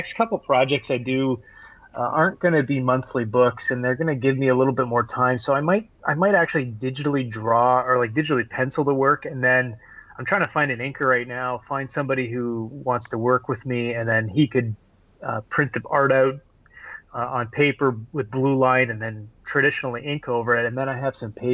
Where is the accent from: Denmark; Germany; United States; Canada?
Canada; Harrow, Ontario; I grew up in Harrow, Ontario, a small little town of 3,000 people